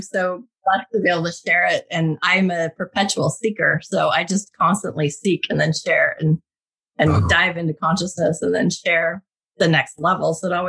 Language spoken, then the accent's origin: English; Utah, United States; now in Santa Monica, United States; growing up in Utah, there's a different perspective, I think, especially not being Mormon. I grew up very Catholic